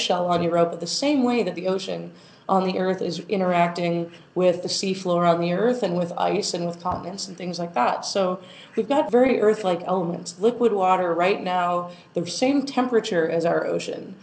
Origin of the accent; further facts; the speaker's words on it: Arizona, United States; moved away; also born or lived in Texas; I'm from Arizona. So when I'm growing up, I walk outside and I see the desert